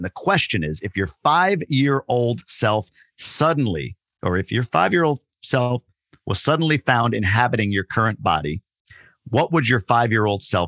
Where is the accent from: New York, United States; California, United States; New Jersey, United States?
New York, United States; now in Michigan, United States; I grew up in New York